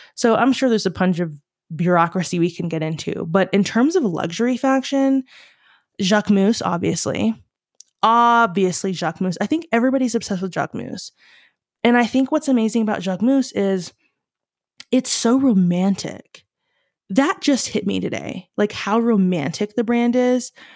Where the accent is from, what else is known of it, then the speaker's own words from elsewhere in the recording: Staunton, Virginia, United States; moved away; also born or lived in Charlottesville, Virginia / New Mexico / Los Angeles; I am born and raised in Virginia. Born in Charlottesville, grew up kind of in Stanton